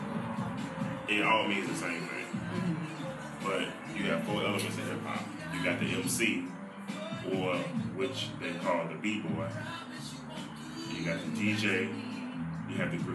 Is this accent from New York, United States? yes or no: no; Baton Rouge, Louisiana, United States; I was born in Baton Rouge. Spent the first part of my childhood in South Baton Rouge on South 17th Street